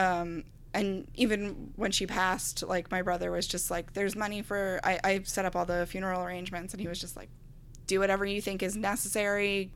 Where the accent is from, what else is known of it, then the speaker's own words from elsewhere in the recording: Garden City, New York, United States; also born or lived in Astoria, Queens; I've always lived on Long Island